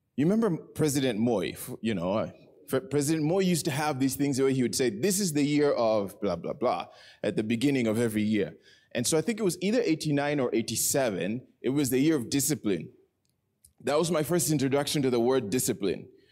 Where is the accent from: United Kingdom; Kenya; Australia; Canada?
Kenya; Nairobi; I was born in Nairobi.